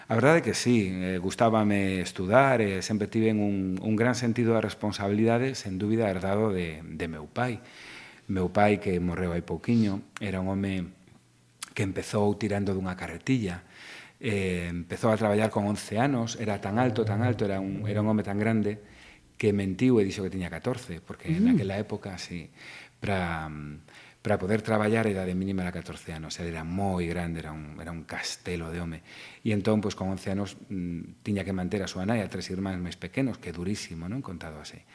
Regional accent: Vigo, Galicia, Spain; also born or lived in Santiago de Compostela; en Vigo, estudei en Santiago cinco anos, pero ia correndo na fin de semana para casa. Eh, creíme no barrio de Teis, nun barrio obreiro, nun barrio moi proletario

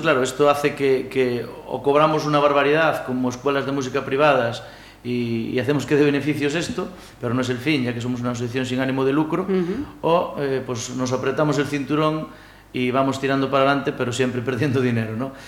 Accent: Cheve, Galicia, Spain; soy de Cheve

